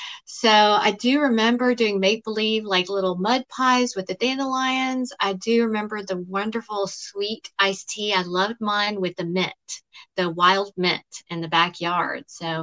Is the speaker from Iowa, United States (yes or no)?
no; Smyrna, Georgia, United States; I grew up in the Deep South, you know, in Georgia.